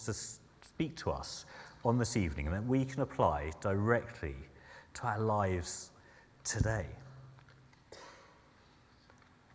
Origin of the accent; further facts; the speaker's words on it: Sussex, South East England, United Kingdom; moved away as an adult; now in Surrey, United Kingdom; And I'm originally from Sussex, so I'm adjusting to living in Surrey